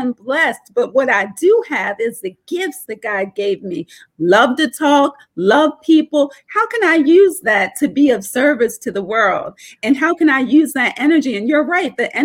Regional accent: Norristown, Pennsylvania, United States; But that's where I grew up. And I grew up in a small town called Norristown.

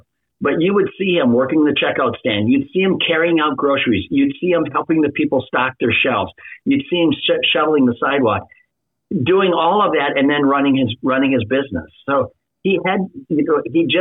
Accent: Minnesota, United States; I literally grew up in a small Midwestern town in Minnesota.

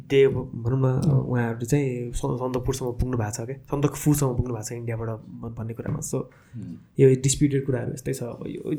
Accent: Nepal

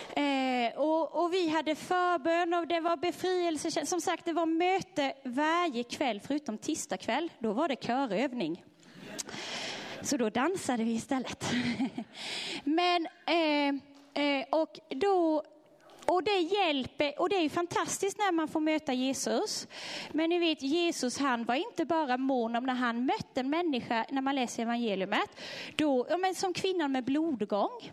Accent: Sweden; de är inte som oss svenskar

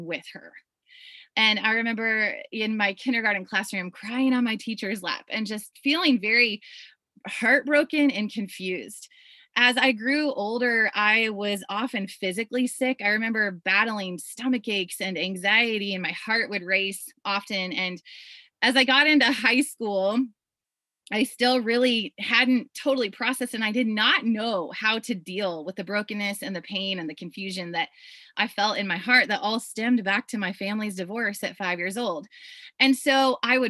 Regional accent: Iowa, United States; I grew up in Iowa on a farm, on a little small farm

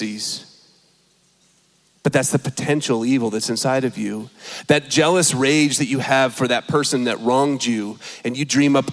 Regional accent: California, United States; moved away; I'm from California

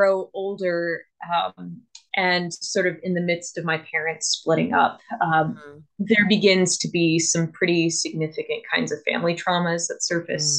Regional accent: Columbia, South Carolina, United States; I'm from South Carolina. I'm from the town of Columbia, which is the capital. And I grew up

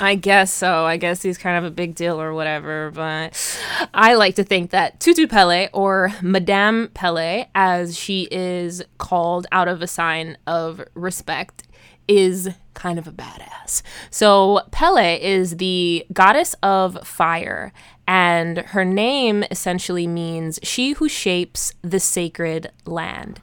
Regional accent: Hawaii, United States; growing up in Hawaii in the nineties

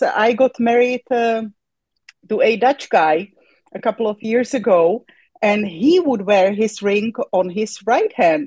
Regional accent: České Budějovice, South Bohemian Region, Czechia; moved away; also born or lived in Poland; I was born in České Budějovice, but it's worldwide known by its German name, and that is Budweis

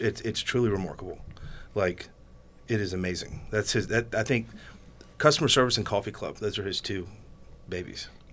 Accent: Georgia, United States; I'm from Georgia

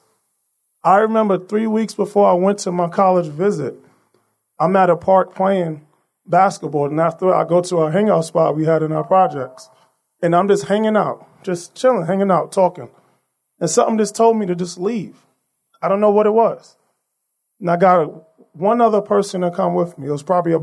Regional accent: New York City, New York, United States; I was born and raised in Brooklyn by my mother, grandmother, and my aunt

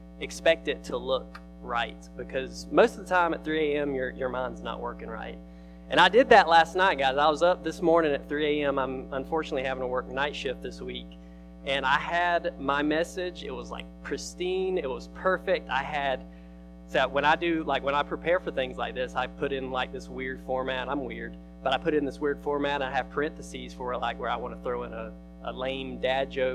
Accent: Fitzgerald, Georgia, United States; I was in youth growing up in my hometown of Fitzgerald.

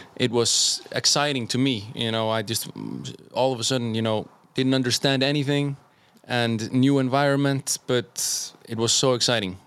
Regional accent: Iceland; also born or lived in Germany / Norway / Martin, Slovakia; I was born there, moved to Iceland

